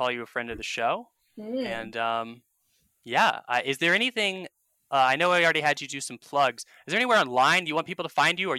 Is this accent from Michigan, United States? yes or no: no; Atlanta, Georgia, United States; now in Seattle, United States; I grew up in Atlanta, Georgia. I moved to Seattle.